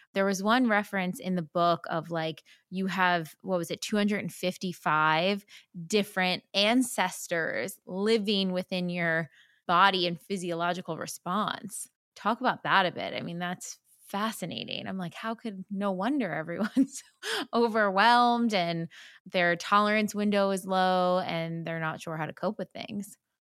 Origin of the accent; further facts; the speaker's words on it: New Jersey, United States; I'm from Jersey as well